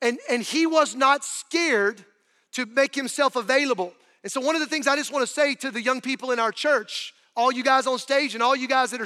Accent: North Carolina, United States; moved away; I was growing up in North Carolina

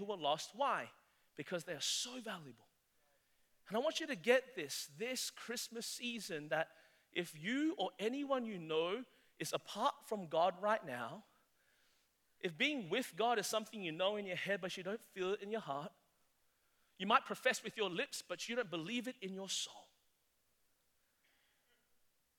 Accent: Australia; moved away as an adult; now in South Carolina, United States; I'm Australian

